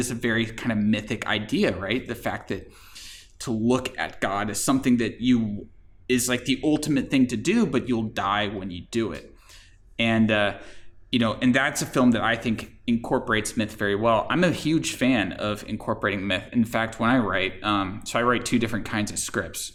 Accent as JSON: {"language": "English", "region": "Florida", "country": "United States", "tie": "born or raised there", "said": "I grew up in Florida"}